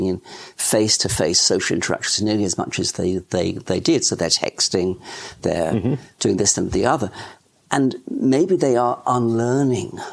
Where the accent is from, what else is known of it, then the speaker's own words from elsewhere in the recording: England, United Kingdom; now in Australia; I was born in England, so the transition to Australia wasn't too difficult.